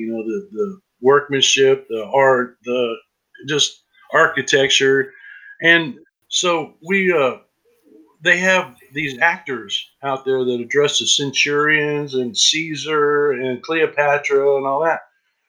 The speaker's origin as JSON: {"language": "English", "region": "Tennessee", "country": "United States", "said": "where are you from? And I'm like, Tennessee."}